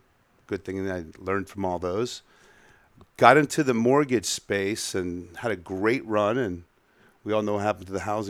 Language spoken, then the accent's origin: English; Edison, New Jersey, United States; also born or lived in Miami; Born and raised Edison, New Jersey. Went to a little prep school over there. Came down to school in South Florida, Miami